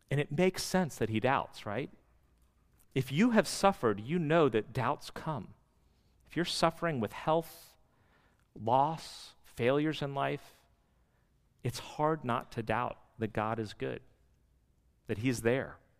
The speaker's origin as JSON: {"language": "English", "area": "D.C.", "region": "Northern Virginia", "country": "United States", "said": "we are from the West, and more specifically Northern Virginia, D C."}